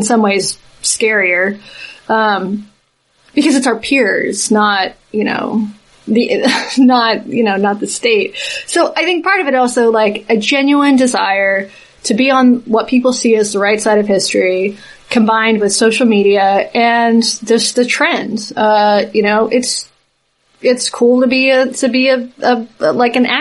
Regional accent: Southeast, United States; I'm from the Southeast. But when I was in high school, the dominant culture was conservative

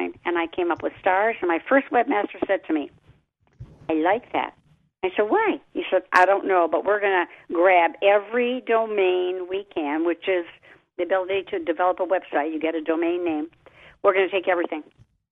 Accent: Detroit, Michigan, United States; I'm from Detroit

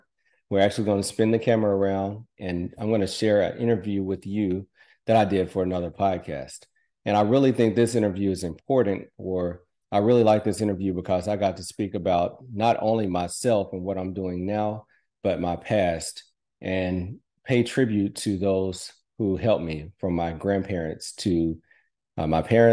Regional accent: Muscle Shoals, Alabama, United States; born and raised in Muscle Shoals, Alabama.

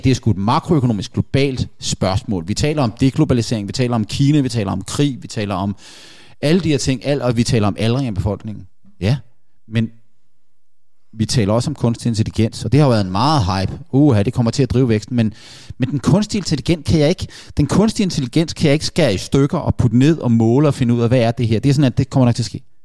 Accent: Denmark

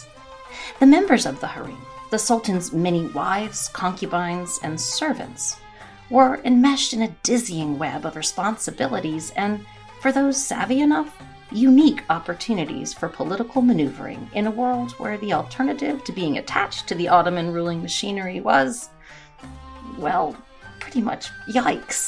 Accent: United States; my home country of the United States

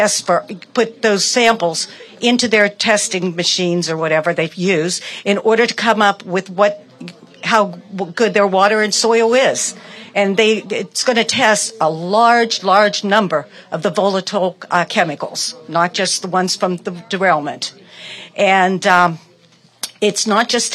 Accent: East Palestine, Ohio, United States; I'm from the East Palestine area

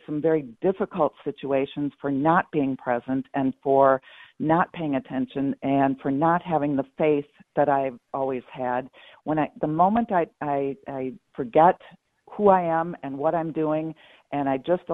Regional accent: Minnesota, United States; moved away; also born or lived in London, Ontario, Canada / Arizona; I'm from Minnesota

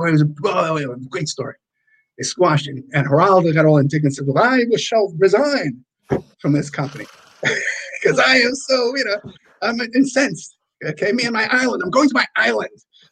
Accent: New York City, New York, United States; I'm from the Bronx.

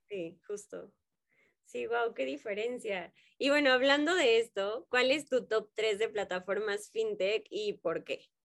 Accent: Mexico; en México siento que somos personas como con mucho tacto

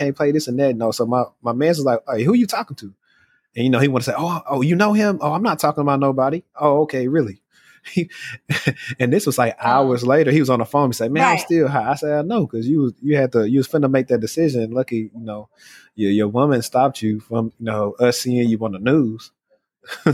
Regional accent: Shreveport, Louisiana, United States; I'm from Shreveport, Louisiana

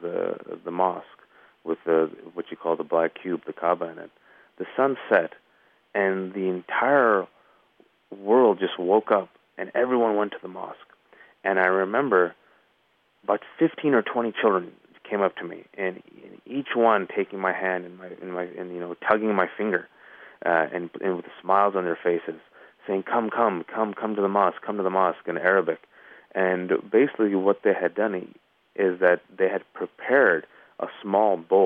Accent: Bay Area, California, United States; I'm from the Bay Area, California

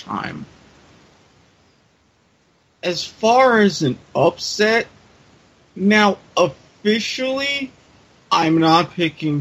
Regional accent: Jacksonville, Florida, United States; my hometown Jacksonville Jaguars

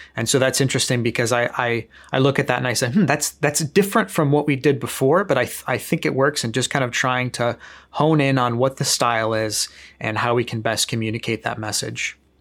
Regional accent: Chicago, Illinois, United States; moved away as an adult; back in my hometown in Chicago

